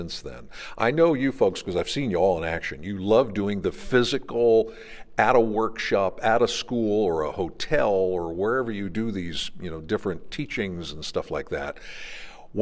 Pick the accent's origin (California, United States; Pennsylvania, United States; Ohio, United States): Pennsylvania, United States; I'm from Pennsylvania